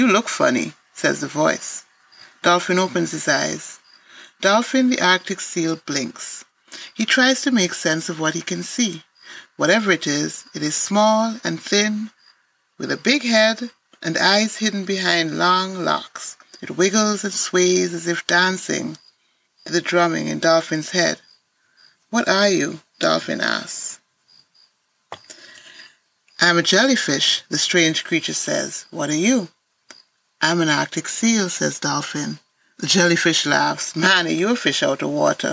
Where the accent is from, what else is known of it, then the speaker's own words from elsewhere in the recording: Antigua & Barbuda; I'm a writer from Antigua and Barbuda.